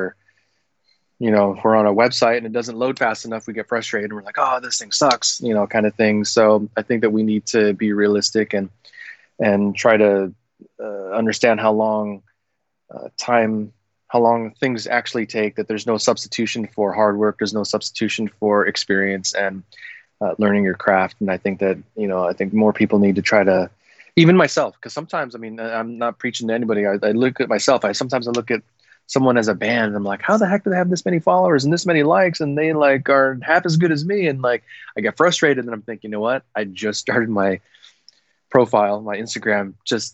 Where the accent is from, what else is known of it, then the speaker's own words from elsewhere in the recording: Philippines; I'm a Filipino Asian guy